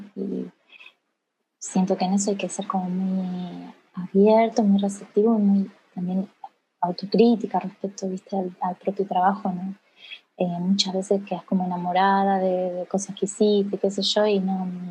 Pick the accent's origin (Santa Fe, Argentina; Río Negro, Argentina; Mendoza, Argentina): Santa Fe, Argentina; Casilda; soy de Casilda, una ciudad chica, chiquita de, la provincia de Santa Fe, al sur de Santa Fe